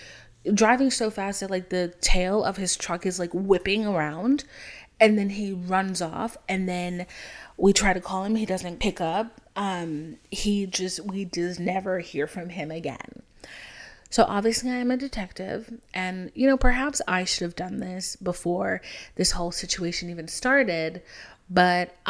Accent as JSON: {"language": "English", "country": "Haiti", "moved": "yes", "said": "I'm from Haiti, so, like, our whole family's from Haiti"}